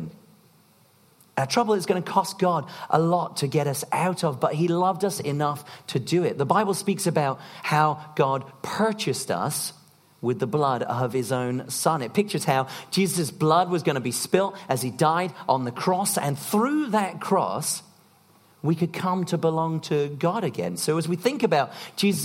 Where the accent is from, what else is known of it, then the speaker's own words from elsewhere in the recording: United Kingdom; we're British